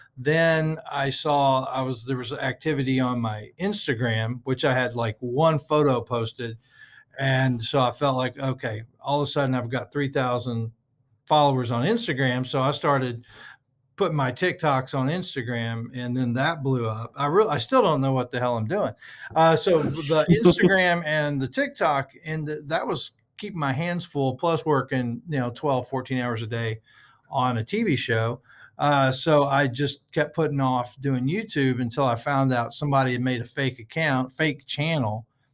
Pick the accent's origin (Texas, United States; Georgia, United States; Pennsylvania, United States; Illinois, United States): Texas, United States; Groves; I'm originally from the Port Arthur area, which is I'm from a little town called Groves, which is okay. A suburb of Port Arthur, which is a suburb of Beaumont, which is kind of a suburb of Houston.